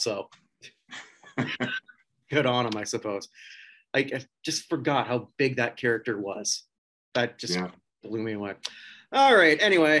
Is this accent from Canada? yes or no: yes; near the Buffalo border, Ontario, Canada; now in Winnipeg, Canada; if you lived close to any kind of border, like I did with Buffalo